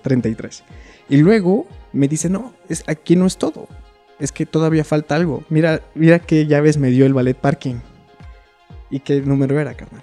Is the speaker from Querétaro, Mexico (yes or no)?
yes; Querétaro, Mexico; moved away as an adult; also born or lived in China; la ciudad de Querétaro, que paréntesis es la ciudad donde yo nací.